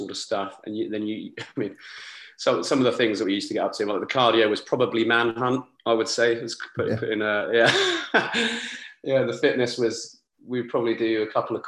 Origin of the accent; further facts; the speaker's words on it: Rochester, South East England, United Kingdom; I'm from Kent, a little near Rochester. It's quite a small town, it's got a nice castle.